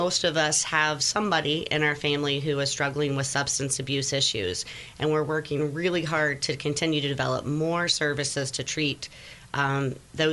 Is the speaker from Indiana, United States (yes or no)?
yes; Cedar Grove, Indiana, United States; I born and raised in Cedar Grove, Indiana